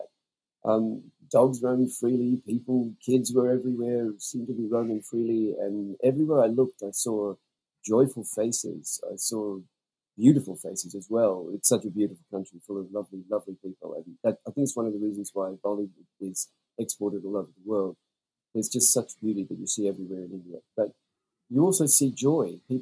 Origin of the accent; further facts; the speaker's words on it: Australia; also born or lived in New Zealand; as an Australian